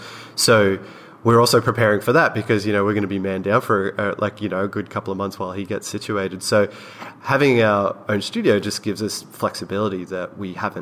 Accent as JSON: {"language": "English", "country": "Australia", "moved": "yes", "lives_now": "Los Angeles, United States", "said": "we're both Australian, we're both living in America and Los Angeles"}